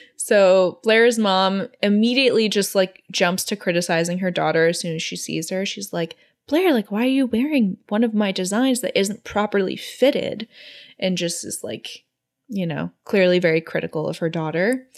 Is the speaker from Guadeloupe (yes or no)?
no; Singapore; growing up in Singapore when I was 14